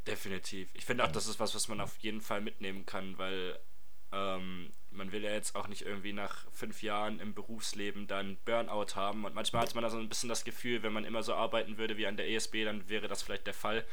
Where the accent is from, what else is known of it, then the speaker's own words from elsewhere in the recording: Reutlingen, Baden-Württemberg, Germany; ich komme aus Reutlingen